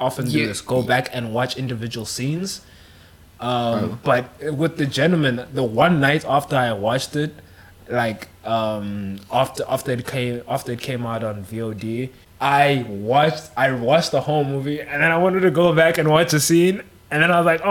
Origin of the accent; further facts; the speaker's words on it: South Africa; I'm South African